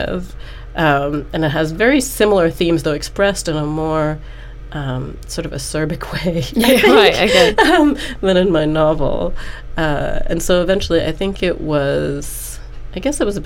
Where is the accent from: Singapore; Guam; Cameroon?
Singapore; moved away; my experiences of growing up in Singapore